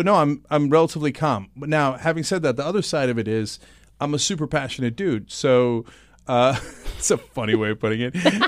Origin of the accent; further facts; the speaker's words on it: Istanbul, Turkey; moved away; also born or lived in New Jersey; No, I grew up secular in Istanbul, and I went to New Jersey where it was really multi-ethnic.